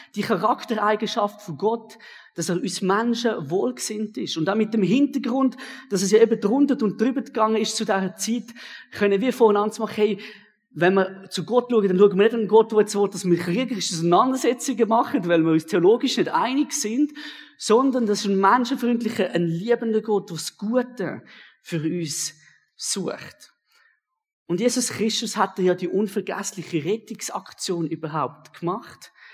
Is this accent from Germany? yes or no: no; Switzerland; ich bin gern Schweizer. Das bin ich persönlich auch. bin sehr gern Schweizer